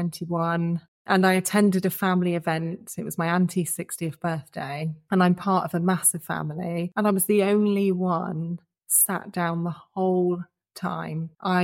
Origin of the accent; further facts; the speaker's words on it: Cornwall, South West England, United Kingdom; moved away as an adult; So I'm Cornish born and bred, very proud. and I'm 40, I turned 40 this year. You know, I've lived in lots of different places and traveled lots and I've had a lovely life, you know, based in Cornwall